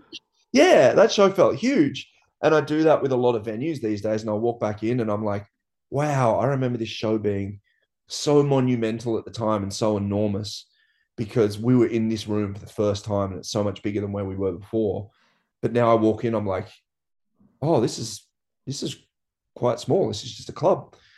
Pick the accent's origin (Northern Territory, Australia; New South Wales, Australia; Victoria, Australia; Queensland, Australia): New South Wales, Australia; Byron Bay; growing up in Byron, like, everyone moved to this town with the idea of just surfing